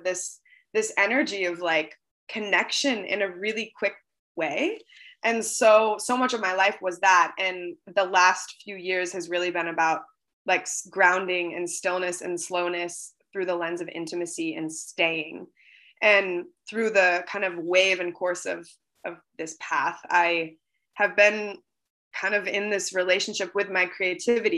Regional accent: Seattle, Washington, United States; moved away; I grew up on the West Coast in Seattle

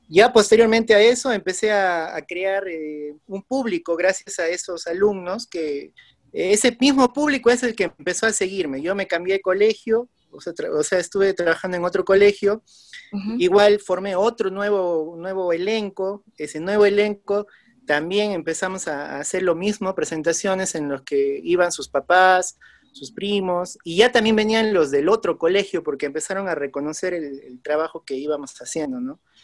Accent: Huánuco, Peru; moved away; Ahora estoy justo eh, por mi ciudad natal, estoy por Huánuco

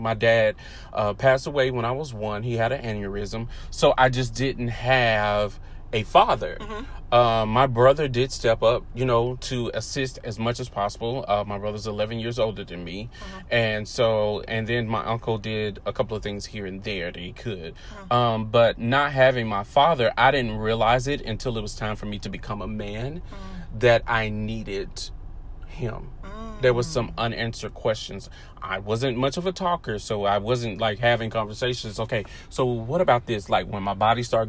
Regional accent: the South, United States; I was raised in the South

